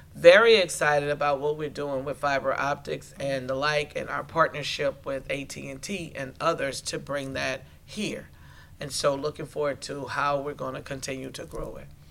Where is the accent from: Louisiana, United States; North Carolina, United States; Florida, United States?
Louisiana, United States; Terrebonne Parish; I'm from Terrebonne Parish